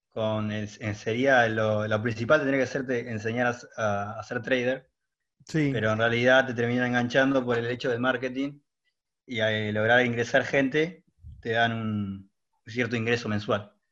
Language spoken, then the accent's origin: Spanish; Punta Alta, Buenos Aires Province, Argentina; moved away as an adult; now in Mar del Plata, Argentina; Punta Alta, pero estoy trabajando en Mar Plata.